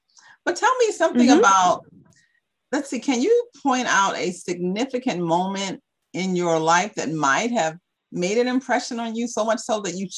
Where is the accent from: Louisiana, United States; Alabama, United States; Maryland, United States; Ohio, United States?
Maryland, United States; Baltimore; I grew up in Baltimore City as well.